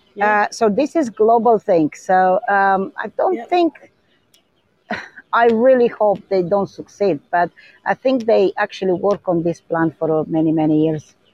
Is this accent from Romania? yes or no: yes; Romania; now in New Zealand; I am from Romania.